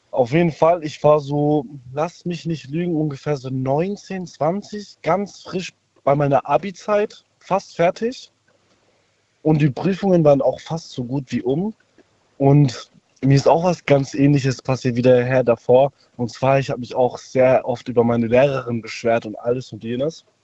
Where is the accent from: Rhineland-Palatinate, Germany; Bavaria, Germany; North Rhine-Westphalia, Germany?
Bavaria, Germany; Munich; Äh, ich ähm, aus Bayern.